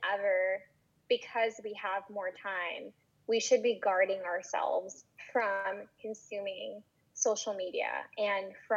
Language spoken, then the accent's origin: English; Florida, United States; growing up in Florida